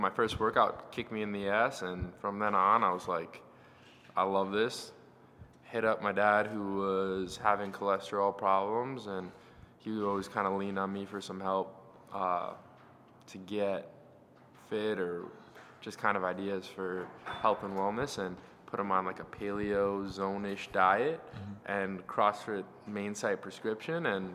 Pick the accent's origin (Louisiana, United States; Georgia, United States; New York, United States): New York, United States; Oceanside; I grew up in Oceanside, New York, which is in Long Island